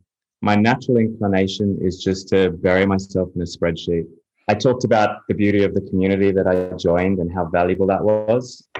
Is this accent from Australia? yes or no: yes; Australia; also born or lived in United Kingdom / Europe / Chicago; now in Miami, United States; I'm from Australia originally. I've lived in a few places around the world, lived in the UK and Europe for a while. Lived in Chicago, and I'm now based in Miami, Florida.